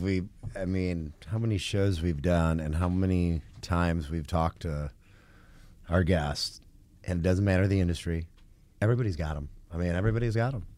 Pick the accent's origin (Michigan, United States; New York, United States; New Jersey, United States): Michigan, United States; moved away; also born or lived in Knoxville, Tennessee; I'm from Michigan originally